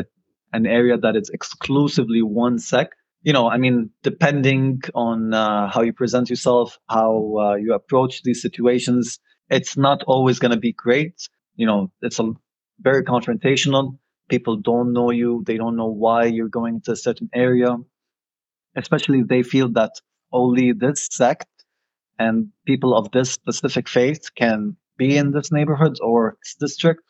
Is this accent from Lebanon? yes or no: yes; Beirut, Beirut Governorate, Lebanon; moved away as an adult; now in Ottawa, Canada; I grew up in Lebanon, Beirut